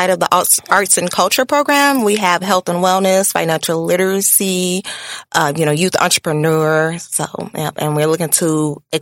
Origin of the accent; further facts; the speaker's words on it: Kankakee, Illinois, United States; Kankakee native.